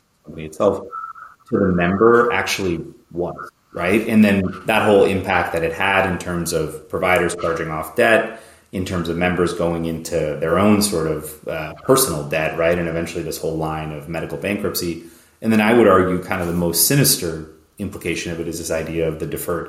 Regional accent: Canada; moved away as an adult; also born or lived in New York; now in United States; I grew up in Canada

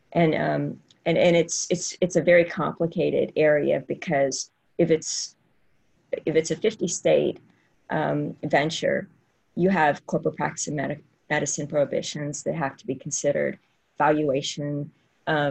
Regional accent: Southwest Louisiana, United States; I'm from Southwest Louisiana

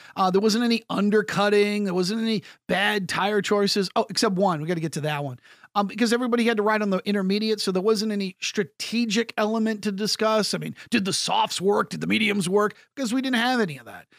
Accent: United States; As an American

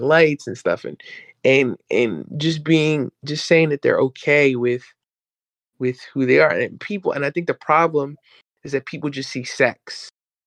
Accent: New York, United States; where I grew up in New York, people used to say I sound white

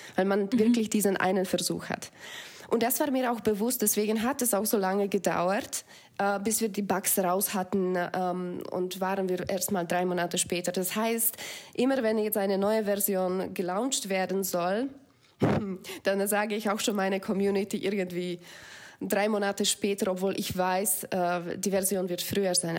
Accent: Slovakia; German is a second language; moved away as an adult; also born or lived in Belgium; now in Germany; Ich bin mit Tieren auch auf Bauernhof aufgewachsen in der Slowakei

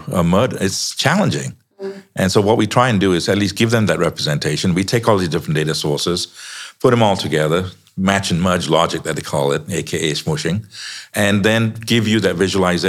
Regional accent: Chicago, Illinois, United States; I'm from the US, by the way. I'm from Chicago.

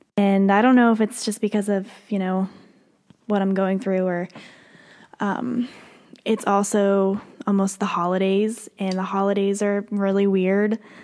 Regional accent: Pennsylvania, United States; moved away as an adult; now in Nashville, United States; I grew up in Pennsylvania. Obviously, I live here in Nashville now

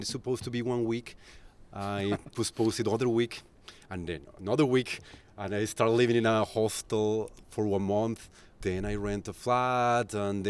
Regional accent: Colombia; English is a second language; moved away as an adult; now in Barcelona, Spain; I'm originally from Colombia.

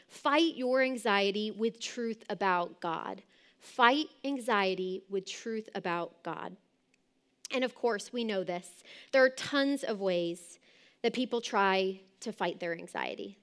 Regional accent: Southern California, United States; my childhood growing up in Southern California

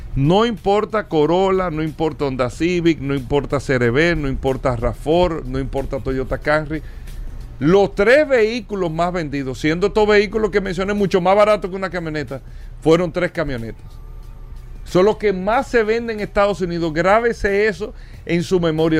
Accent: Dominican Republic; nosotros como República Dominicana

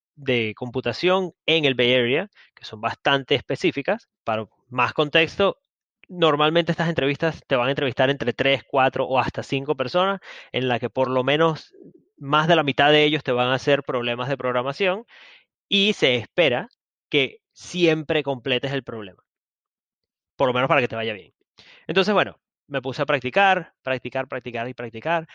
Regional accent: Venezuela; yo soy de Venezuela

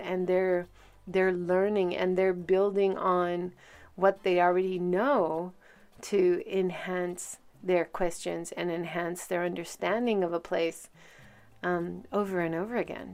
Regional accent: Hawaii, United States; now in Hiroshima, Japan; I grew up in Hawaii

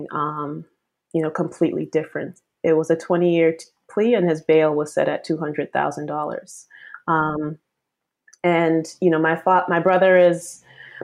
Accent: Boston, Massachusetts, United States; I was raised in Boston

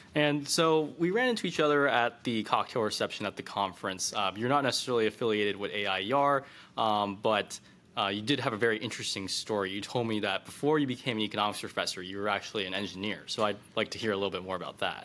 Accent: California, United States; I'm from the People's Republic of California

